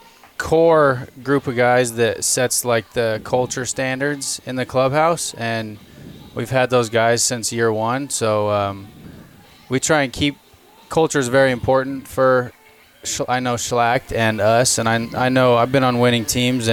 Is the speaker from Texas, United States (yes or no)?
no; Pioche, Nevada, United States; moved away as an adult; also born or lived in Susanville, California / Santa Barbara, California; I grew up in a small town. It's called Pioche, Nevada